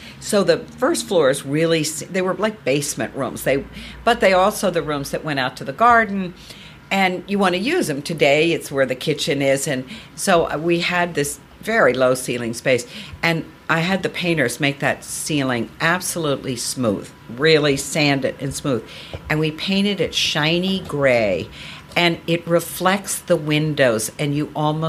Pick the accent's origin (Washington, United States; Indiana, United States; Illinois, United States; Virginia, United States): Virginia, United States; Well, Virginia, so I grew up in Virginia. Virginia is red clay.